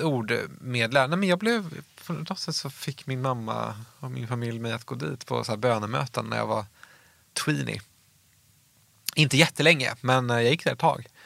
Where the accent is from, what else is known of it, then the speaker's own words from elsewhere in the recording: outside Uppsala, Uppsala County, Sweden; utanför Uppsala där jag växte upp